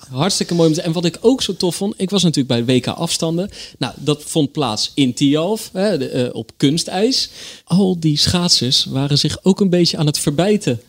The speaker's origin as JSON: {"language": "Dutch", "town": "Rotterdam", "region": "South Holland", "country": "Netherlands", "also_born_or_lived": "Bergschenhoek", "said": "ik ben een Rotterdammer"}